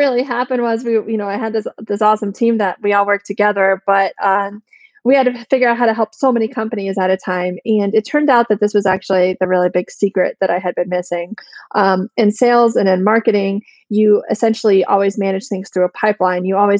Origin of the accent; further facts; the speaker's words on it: Plano, Texas, United States; So from the Plano-Richardson area, I went to J.J. Pierce High